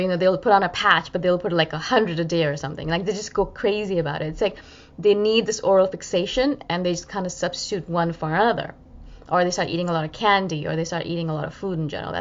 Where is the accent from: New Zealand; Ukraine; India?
India; as an Indian person